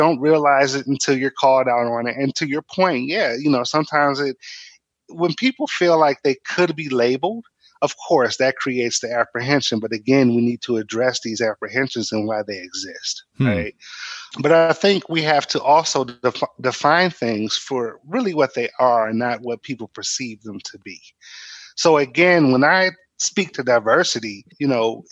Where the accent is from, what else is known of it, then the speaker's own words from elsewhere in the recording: Michigan, United States; I grew up in different, you know, parts of Michigan.